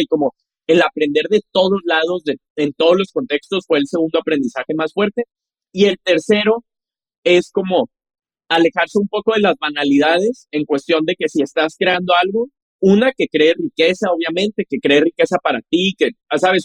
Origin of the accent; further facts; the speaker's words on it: Monterrey, Nuevo León, Mexico; Entonces yo crecí en Monterrey, apasionado por la tecnología.